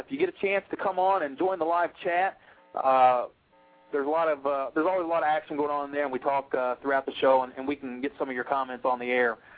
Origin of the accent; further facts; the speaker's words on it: Indiana, United States; we're from Indiana.